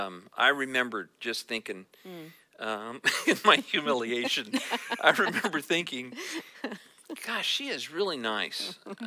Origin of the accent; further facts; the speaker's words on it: California, United States; also born or lived in Texas; I was born in Texas while my dad was in seminary. And we lived for about another year in Texas. I don't remember any of that. And but then we came to California, to Northern California, because he was a pastor.